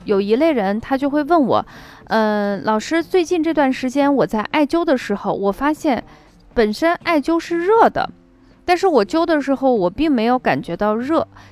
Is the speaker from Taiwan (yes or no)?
no; northern China, China; 我是北方人